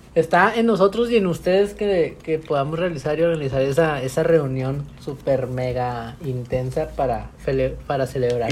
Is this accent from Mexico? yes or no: yes; Mexico; somos muchos mexicanos